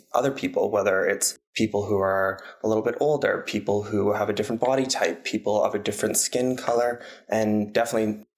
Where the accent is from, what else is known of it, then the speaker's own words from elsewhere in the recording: Calgary, Alberta, Canada; growing up in Calgary